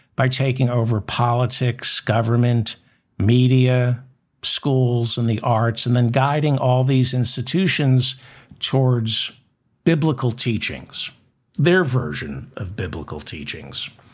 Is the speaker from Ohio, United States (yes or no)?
no; New York City, New York, United States; I'm not gonna apologize being from New York